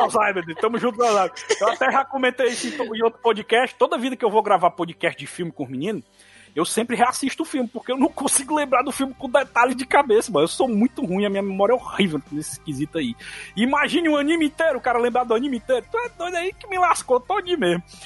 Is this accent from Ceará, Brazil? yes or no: yes; Ceará, Brazil; born or raised there